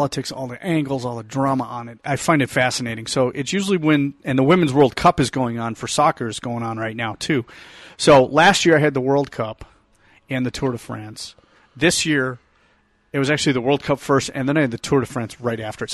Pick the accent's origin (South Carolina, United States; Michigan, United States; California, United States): Michigan, United States; Detroit; I was raised in Detroit. We're all sports nuts.